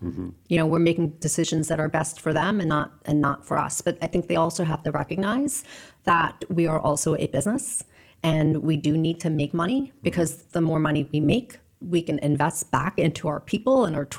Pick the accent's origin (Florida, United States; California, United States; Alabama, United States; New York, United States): New York, United States; Queens; born or raised there